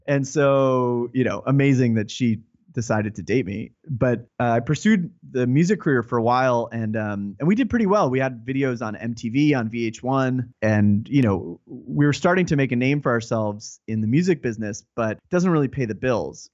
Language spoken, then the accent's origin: English; New York area, United States; I'm from the New York area and still reside here